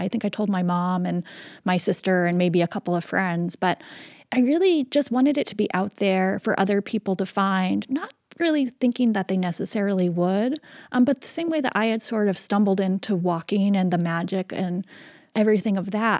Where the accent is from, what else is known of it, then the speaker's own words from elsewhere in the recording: Seattle, Washington, United States; I was born and raised in Seattle